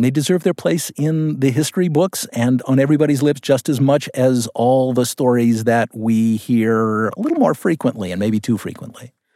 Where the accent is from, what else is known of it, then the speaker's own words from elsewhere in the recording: Los Angeles, California, United States; also born or lived in San Francisco / Washington, D.C.; I grew up in Westwood